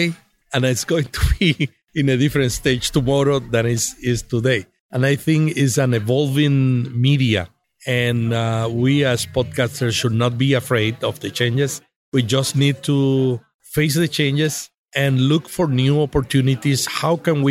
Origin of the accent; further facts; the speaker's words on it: Puerto Rico; moved away as an adult; now in United States; I am from Puerto Rico